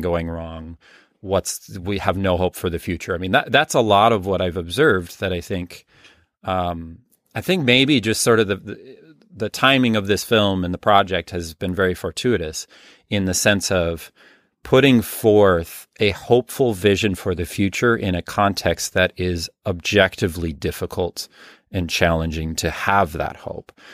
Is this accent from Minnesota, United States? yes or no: yes; Minneapolis, Minnesota, United States; moved away as an adult; now in Rhinelander, United States; I'm originally from the Minneapolis area